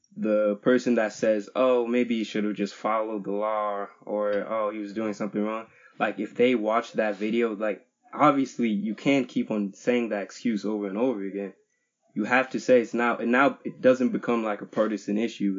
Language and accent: English; Plainfield, New Jersey, United States; I'm from Plainfield, New Jersey